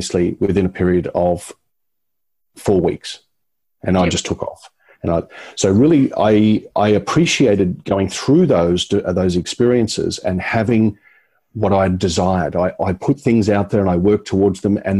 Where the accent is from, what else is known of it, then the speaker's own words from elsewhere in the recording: Brisbane, Queensland, Australia; my hometown. I thought, oh, look, it's just Brisbane.